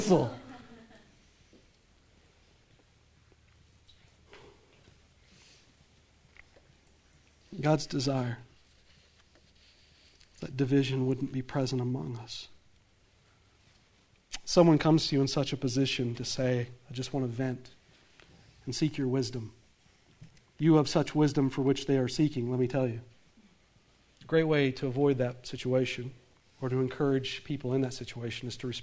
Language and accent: English; the South, United States; accent: southern; I come from the South